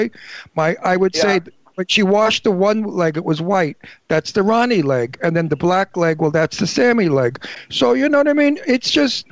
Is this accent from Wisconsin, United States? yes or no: no; New York City, New York, United States; now in Palm Springs, United States; I came from Brooklyn